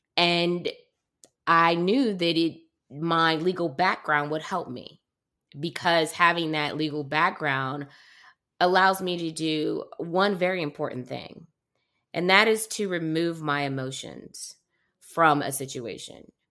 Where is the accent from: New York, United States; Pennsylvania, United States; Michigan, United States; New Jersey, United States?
Michigan, United States; Detroit; I was born in Detroit, um, and I am a big fan of my hometown